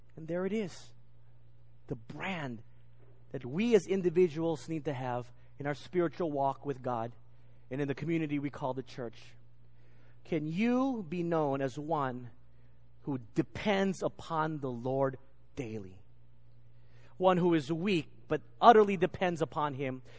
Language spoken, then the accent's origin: English; England, United Kingdom; accent: English; my English accent